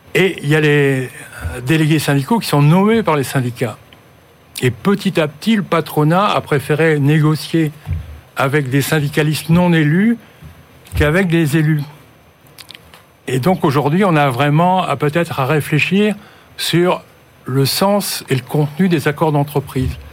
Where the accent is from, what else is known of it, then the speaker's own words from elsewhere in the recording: Nord-Pas-de-Calais, Hauts-de-France, France; je suis du Nord-Pas-de-Calais